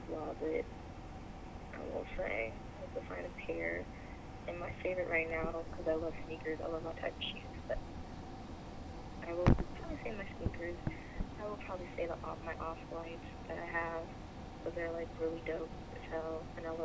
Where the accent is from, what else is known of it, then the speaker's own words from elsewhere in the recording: Midwest, United States; I'm from the Midwest